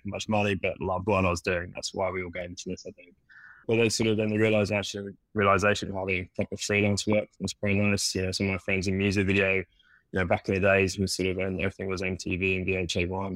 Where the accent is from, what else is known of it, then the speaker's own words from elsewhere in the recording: London, United Kingdom; moved away as an adult; now in New York, United States; can probably hear my accent. I'm not originally from New York, from the small little town of London back in the UK